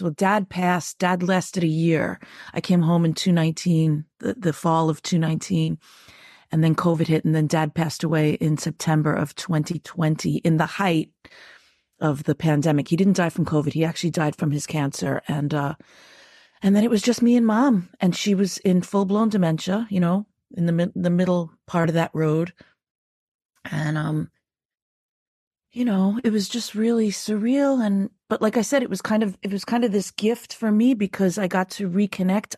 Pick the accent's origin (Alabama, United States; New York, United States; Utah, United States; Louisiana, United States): New York, United States; I grew up Irish in New York, but there's also a s, a th, the other side of me that's one hundred percent New Yorker